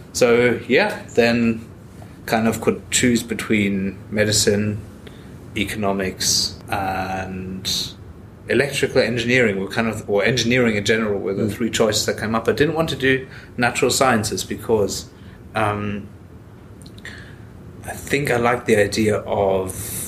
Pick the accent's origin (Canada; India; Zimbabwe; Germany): Germany; also born or lived in Australia / Ireland; now in Scotland, United Kingdom; So, I was born in Australia, but I grew up in Germany.